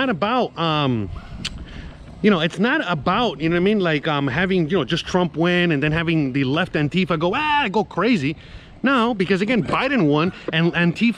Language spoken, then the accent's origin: English; United States; I'm American